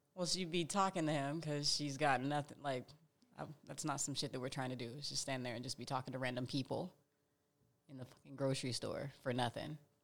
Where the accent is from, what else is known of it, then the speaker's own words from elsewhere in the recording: Indiana, United States; now in Phoenix, United States; I'm from Indiana.